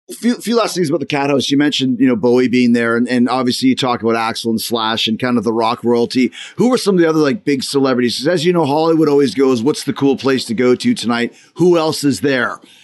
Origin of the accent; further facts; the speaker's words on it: Winnipeg, Manitoba, Canada; I'm from Winnipeg